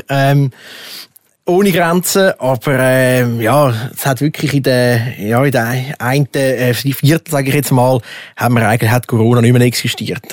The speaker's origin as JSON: {"language": "German", "country": "Switzerland", "said": "bei uns in der Schweiz"}